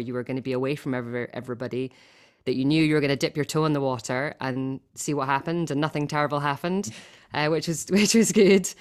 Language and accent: English; Scotland, United Kingdom; accent: Scottish; you wanted it in my Scottish accent, not my Finnish accent.